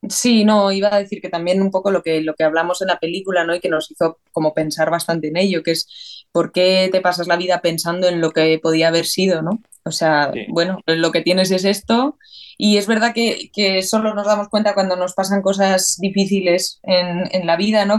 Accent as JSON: {"language": "Spanish", "town": "San Sebastián", "region": "Basque Country", "country": "Spain", "moved": "yes", "said": "yo me fui de Donosti"}